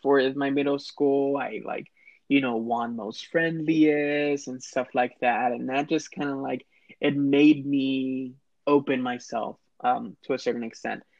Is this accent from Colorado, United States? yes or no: no; Laredo, Texas, United States; also born or lived in San Marcos, Texas; I was raised in Laredo, Texas